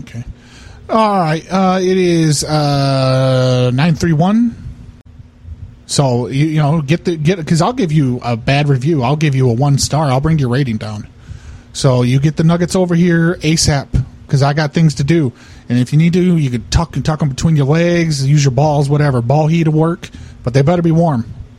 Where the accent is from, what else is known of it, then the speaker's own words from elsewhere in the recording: Iowa, United States; I come from Iowa.